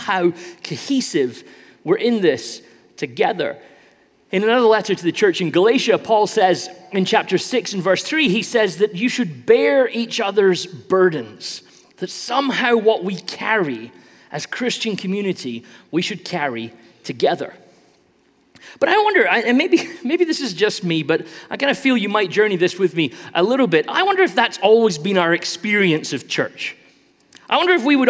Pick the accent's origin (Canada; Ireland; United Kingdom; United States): United Kingdom; I'm British, so I play a lot of soccer